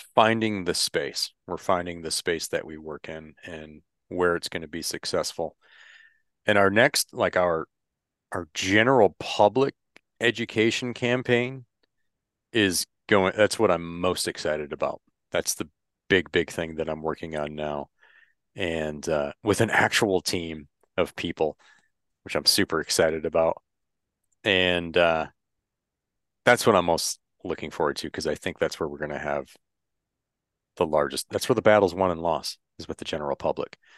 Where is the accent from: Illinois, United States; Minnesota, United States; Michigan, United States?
Michigan, United States; I grew up in Michigan